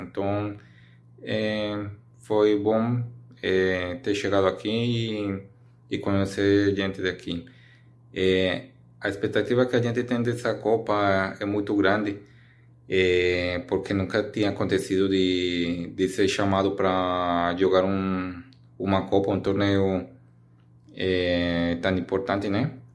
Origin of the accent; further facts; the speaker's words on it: Colombia; Portuguese is a second language; now in Recife, Brazil; sou da Colômbia